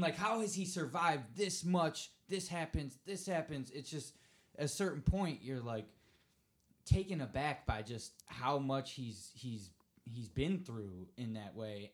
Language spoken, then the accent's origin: English; Cleveland, Ohio, United States; I'm from Cleveland